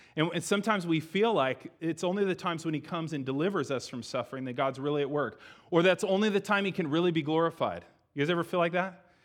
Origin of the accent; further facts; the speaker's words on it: United States; we're Americans.